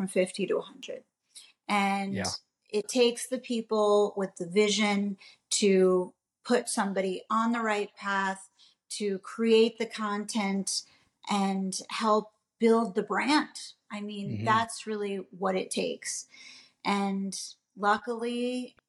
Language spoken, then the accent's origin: English; New York City, New York, United States; I was born and raised in New York City. I'm a native New Yorker.